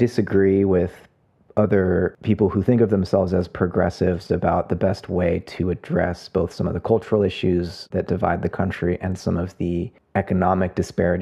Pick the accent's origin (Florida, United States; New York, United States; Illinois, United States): Florida, United States; South; now in San Francisco Bay Area, United States; I grew up in South Florida